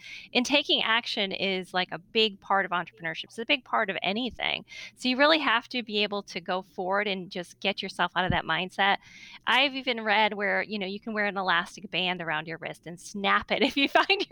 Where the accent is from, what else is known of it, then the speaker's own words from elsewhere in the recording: Northeast, United States; I'm from the Northeast